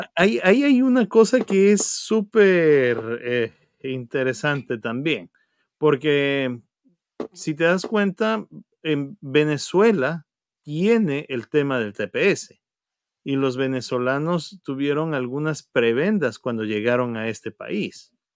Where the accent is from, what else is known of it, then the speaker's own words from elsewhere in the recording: Ecuador; now in United States; mostrarnos como comunidad ecuatoriana